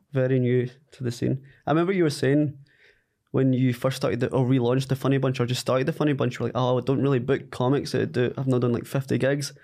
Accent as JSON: {"language": "English", "area": "Ayrshire", "region": "Scotland", "country": "United Kingdom", "moved": "as an adult", "lives_now": "Glasgow, United Kingdom", "said": "I had just moved from Ayrshire, where I'm from, to Glasgow"}